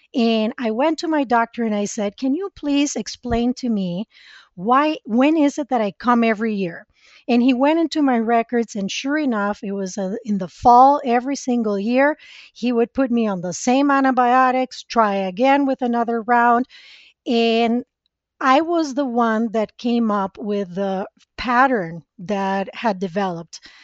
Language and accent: English; Costa Rica; English is a second language; moved away as an adult; now in United States; I was born and raised in Costa Rica